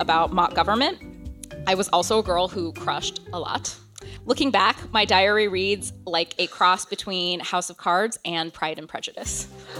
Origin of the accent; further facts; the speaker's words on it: Auburn, Alabama, United States; also born or lived in Beijing, China / Canada; I was born in Beijing, but grew up in the United States and Canada. My family moved to Auburn, Alabama in the mid-90s.